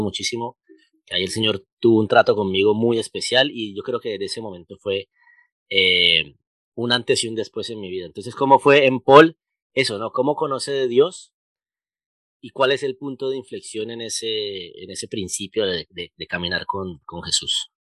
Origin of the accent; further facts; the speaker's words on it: Colombia; los colombianos somos muy hablados